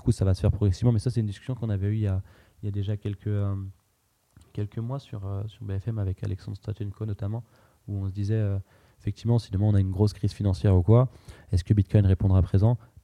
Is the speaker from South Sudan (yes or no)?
no; France; on a grandi en France, on a volonté à construire en France